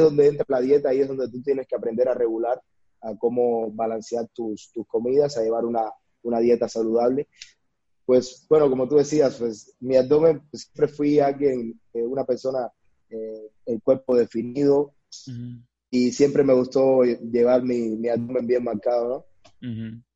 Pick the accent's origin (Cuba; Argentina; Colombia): Cuba; moved away as an adult; now in Mexico; nací en Cuba, eh, donde inicié mi, mi, carrera profesional. Desde muy pequeño, inicié a la edad de los 10 años.